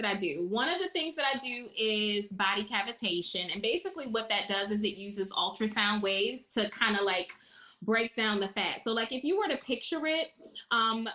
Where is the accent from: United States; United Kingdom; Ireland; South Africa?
United States; Baltimore, Maryland; moved away as an adult; now in Atlanta, United States; I'm originally from Baltimore. And I've been here in Atlanta for 7 years